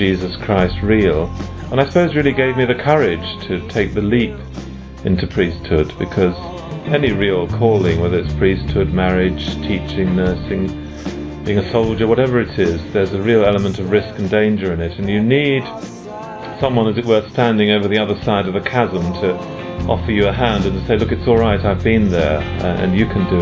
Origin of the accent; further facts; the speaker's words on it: London, United Kingdom; from London in England